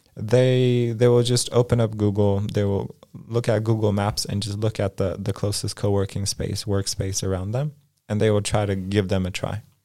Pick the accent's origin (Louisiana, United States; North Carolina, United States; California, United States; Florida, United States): California, United States; Los Angeles; moved away as an adult; also born or lived in Poland; now in Krakow, Poland; when I was five, my family moved to Los Angeles, California, and essentially I grew up in, in the States